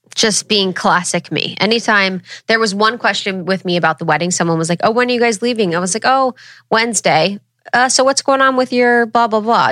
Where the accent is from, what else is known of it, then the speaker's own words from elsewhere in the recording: Ohio, United States; I'm from Ohio